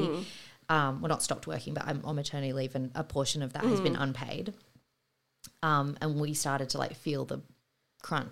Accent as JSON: {"language": "English", "town": "Sydney", "region": "New South Wales", "country": "Australia", "also_born_or_lived": "San Francisco", "said": "we moved home back to Sydney from San Fran and bought our first apartment"}